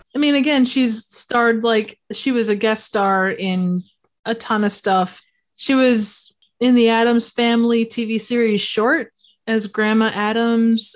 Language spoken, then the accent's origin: English; Midwest, United States; we're from the Midwest